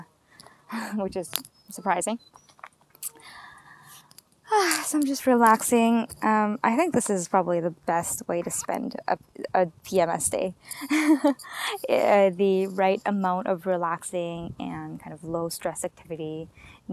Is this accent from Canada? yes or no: yes; White Rock, British Columbia, Canada; White Rock, which is actually my hometown